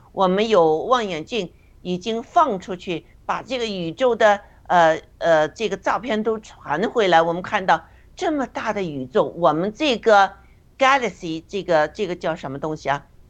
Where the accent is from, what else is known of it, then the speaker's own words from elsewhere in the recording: China; 也能来打破我们中国人的那些呃固有的哲学思想啊，我们的信信仰啊这些。